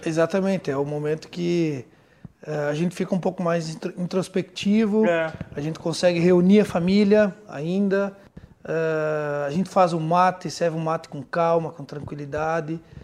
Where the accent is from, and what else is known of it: Rio Grande do Sul, Brazil